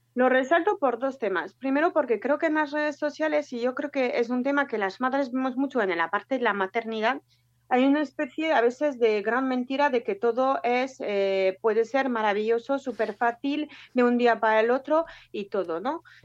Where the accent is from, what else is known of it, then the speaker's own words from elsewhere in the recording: France; moved away as an adult; now in Bilbao, Spain; soy francesa, pero llevo ya casi 15 años, 14 años